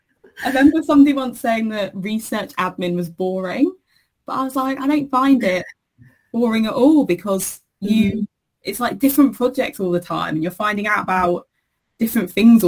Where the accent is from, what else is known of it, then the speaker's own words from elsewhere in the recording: Cambridge, East of England, United Kingdom; moved away as an adult; also born or lived in London; now in Sheffield, United Kingdom; I was born in London, then I grew up in Cambridge, and then I came up to Sheffield for uni and never went back down south.